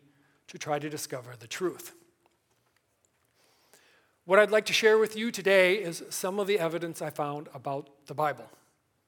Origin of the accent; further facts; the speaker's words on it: Milwaukee, Wisconsin, United States; Born and raised in Milwaukee